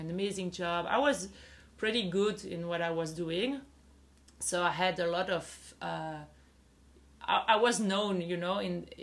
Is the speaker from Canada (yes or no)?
no; Belgium; moved away as an adult; now in Tulum, Mexico; I'm from Belgium and I'm a sociologist